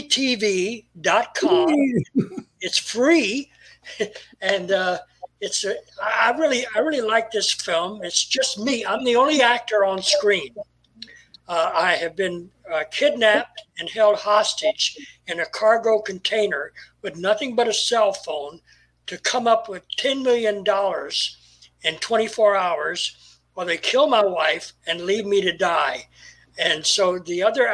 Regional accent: Miami, Florida, United States; moved away as an adult; also born or lived in Louisville, Kentucky / New York City; now in Van Nuys, United States; Family and I left there when I was 4, and we moved to Miami

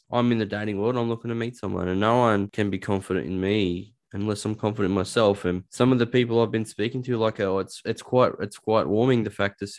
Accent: Newcastle, New South Wales, Australia; also born or lived in Dubbo; No, I'm a Dubbo boy. {S2} Oh, okay. Wow. {S1} And the reason I got, I grew up in Newcastle

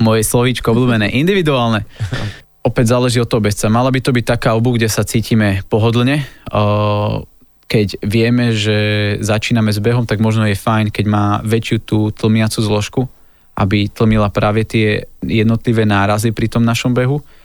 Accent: Lučenec, Banská Bystrica Region, Slovakia; moved away; Ja som bol asi dva týždne dozadu doma v Lučenci a pochádzam z Lučenca, to je také malé mesto na strednom Slovensku

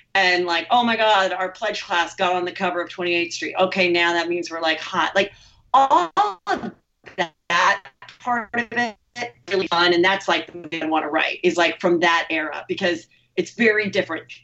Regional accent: Los Angeles, California, United States; I grew up here

